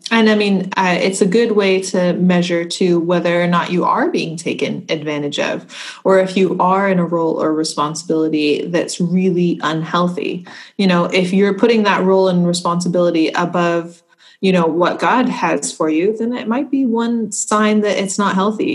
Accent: United States; now in Scotland, United Kingdom

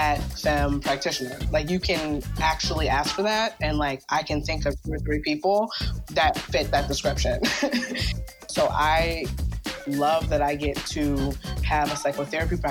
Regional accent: Baltimore, Maryland, United States; moved away; also born or lived in West Coast; I'm from Baltimore

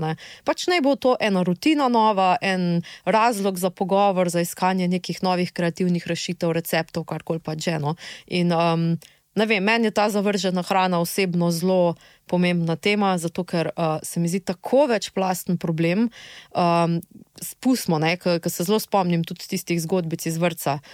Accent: Slovenia

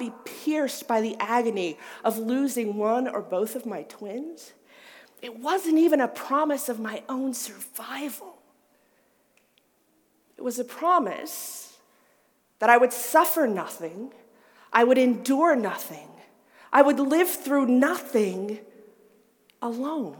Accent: the South, United States; I grew up in the South.

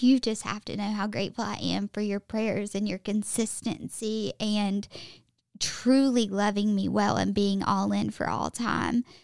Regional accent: Alabama, United States; accent: Southern; moved away as an adult; also born or lived in Mississippi / Tampa / Austin; now in Nashville, United States; born and raised in Alabama

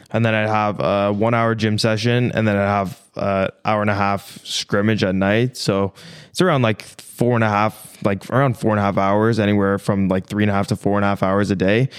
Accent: small town outside of Toronto, Ontario, Canada; now in United States; I was born in Toronto, but I grew up in this small town outside of Toronto

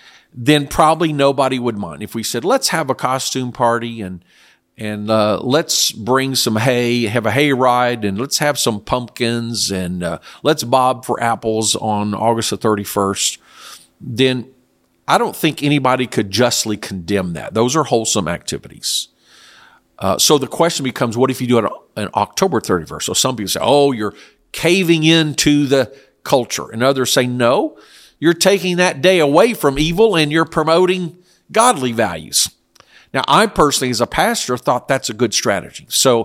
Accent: South Korea; I was raised in Korea. There was no Halloween. That is an American or Western culture. Now, in very rare occasions, we were allowed to go into the U.S. Army base, and there was also a Baptist missionary compound that had American-style living.

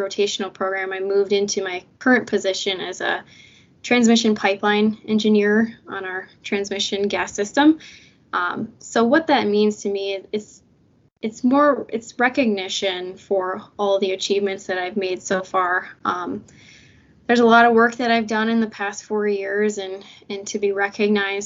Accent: Lansing, Michigan, United States; also born or lived in Houghton, Michigan; I'm originally from Lansing, Michigan, and currently residing here, and I attended Waverly High School

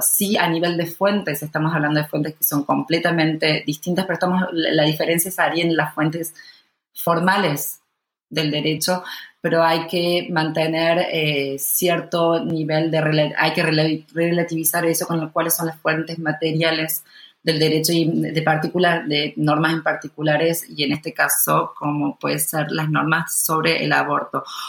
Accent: Argentina; siendo argentino

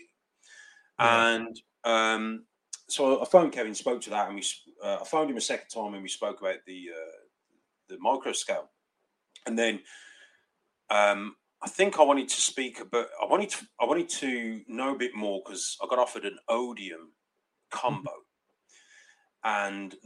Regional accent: United Kingdom; I am from the UK.

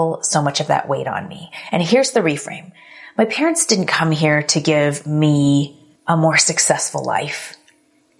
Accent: United States; I was born here in the US, but my parents immigrated from Korea

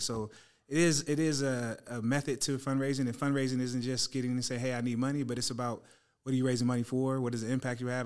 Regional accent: San Francisco Bay Area, California, United States; the Niners, uh, my hometown squad

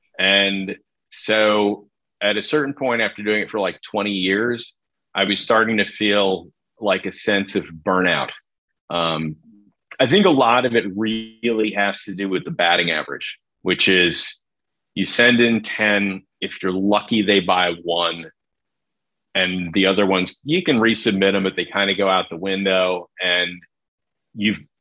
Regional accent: New Jersey, United States; growing up in New Jersey

